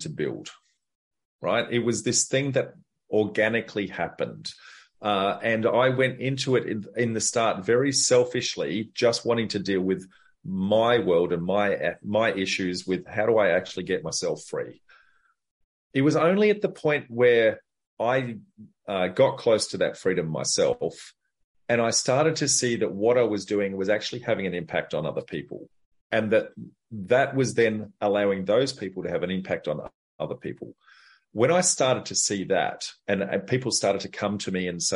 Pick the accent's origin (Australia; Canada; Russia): Australia; Darwin, Northern Territory; So I grew up in Darwin